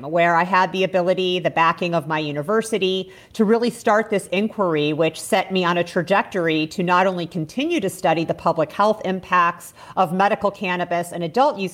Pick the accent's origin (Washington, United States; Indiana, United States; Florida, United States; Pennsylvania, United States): Indiana, United States; moved away as an adult; also born or lived in Chicago; now in Mendocino, United States; I grew up in the Midwest